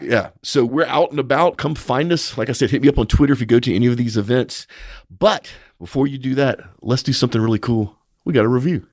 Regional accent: United States; as an American

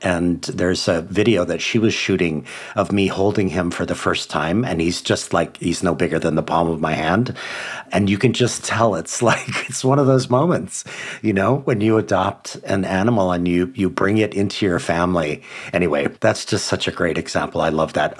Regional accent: Hawaii, United States; five public schools in my home state of Hawaii

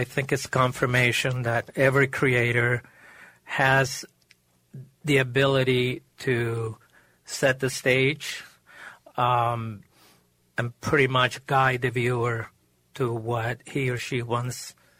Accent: Maracaibo, Zulia, Venezuela; moved away; I was born and raised in Maracaibo, Lake Maracaibo in Venezuela.

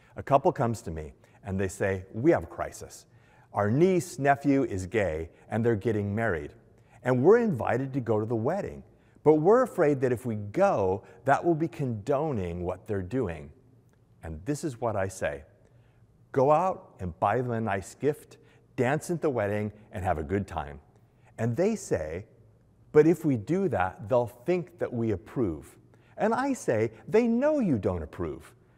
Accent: Los Angeles, California, United States; moved away as an adult; also born or lived in New York; Where I grew up in Los Angeles

